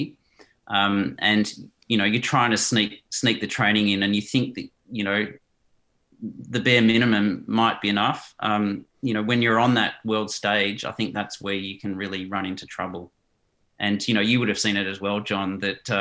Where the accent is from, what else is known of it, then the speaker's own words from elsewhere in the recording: Australia; also born or lived in South Africa; although I've lived in Australia since I was five, I've got a Dutch passport. I've never resided in the Netherlands. I was born in South Africa